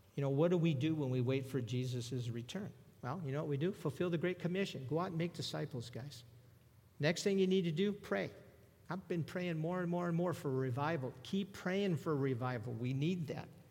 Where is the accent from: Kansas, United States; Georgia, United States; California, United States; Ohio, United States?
California, United States; Southern; I'm a native Southern California.